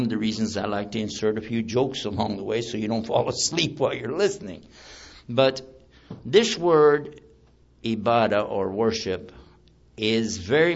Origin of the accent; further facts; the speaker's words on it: Texas, United States; I'm from Texas